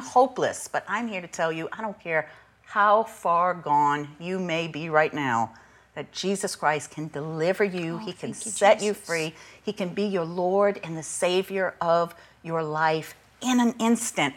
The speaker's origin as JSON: {"language": "English", "area": "St. Bernard Parish, New Orleans area", "region": "Louisiana", "country": "United States", "tie": "born or raised there", "said": "I was raised in St. Bernard"}